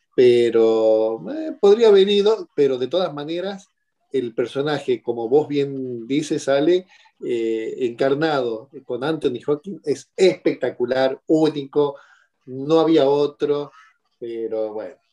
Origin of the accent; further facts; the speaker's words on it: Argentina; also born or lived in Tierra del Fuego; de Argentina, vivo en Tierra del Fuego, al